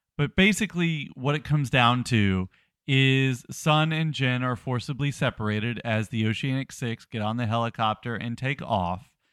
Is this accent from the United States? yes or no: yes; the South, United States; I'm from the South